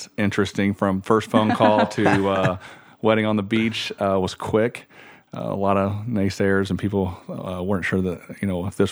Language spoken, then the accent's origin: English; Indiana, United States; now in Naples, United States; I'm from Indiana